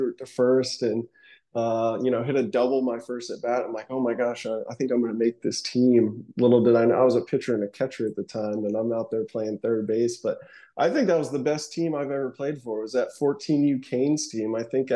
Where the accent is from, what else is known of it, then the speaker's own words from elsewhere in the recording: Chesapeake, Virginia, United States; I grew up in Chesapeake, Virginia, near Virginia Beach.